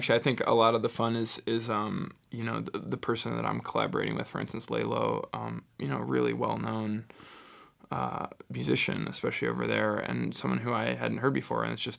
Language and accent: English; Midwest, United States; also born or lived in Illinois / Michigan / Indiana; Yeah, I grew up in Illinois, Michigan, Indiana, Midwest, and yeah, I guess a lot of folk and traditional American stuff